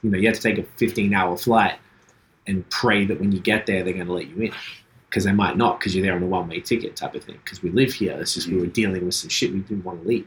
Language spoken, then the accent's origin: English; Australia; moved away as an adult; I'm from Australia.